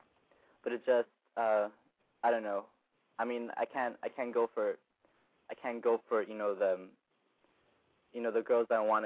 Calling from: Los Angeles, California, United States; I'm 18, and I'm calling from Los Angeles.

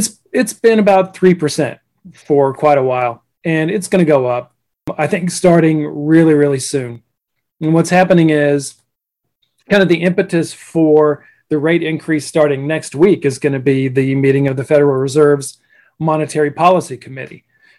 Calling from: Jupiter, Florida, United States; I live in Jupiter, Florida.

